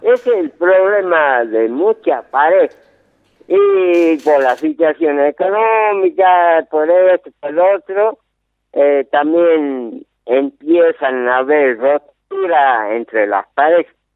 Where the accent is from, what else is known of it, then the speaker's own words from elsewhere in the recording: Yerba Buena, Tucumán, Argentina; de 59 años, soy de Yerba Buena